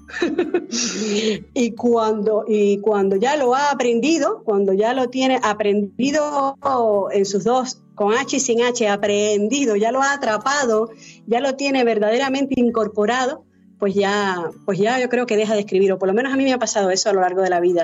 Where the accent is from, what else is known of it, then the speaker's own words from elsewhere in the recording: Cuba; moved away; yo nací en Cuba y me eduqué en Cuba